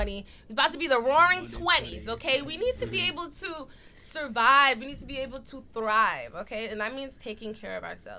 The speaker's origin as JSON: {"language": "English", "region": "New York", "country": "United States", "said": "We're from New York"}